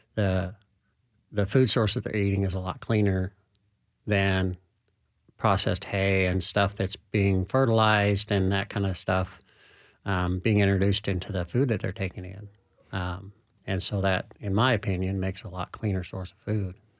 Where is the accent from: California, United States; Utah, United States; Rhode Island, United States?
Utah, United States; now in Middle Tennessee, United States; I'm from Utah originally.